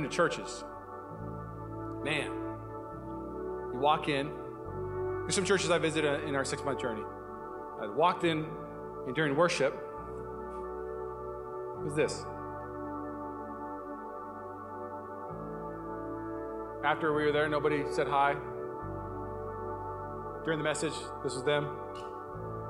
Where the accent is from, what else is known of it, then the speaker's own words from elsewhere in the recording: Puyallup, Washington, United States; now in Walnut Creek, United States; I'm from Puyallup, Washington.